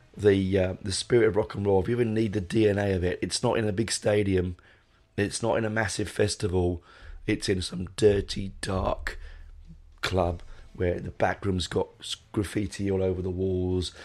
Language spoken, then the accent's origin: English; London, United Kingdom; I grew up in London, going to places like the Marquee and the Hope and Anchor